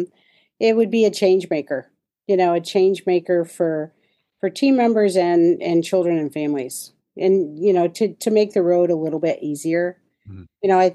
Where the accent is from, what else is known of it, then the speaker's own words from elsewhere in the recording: Minnesota, United States; also born or lived in Detroit; now in Kansas City, United States; I grew up in Minnesota, small town